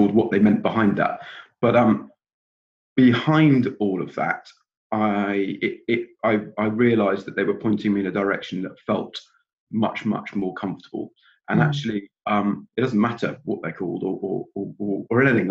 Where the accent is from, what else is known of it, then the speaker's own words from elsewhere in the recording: England, United Kingdom; now in Scotland, United Kingdom; I live up here in Scotland now. I was born in England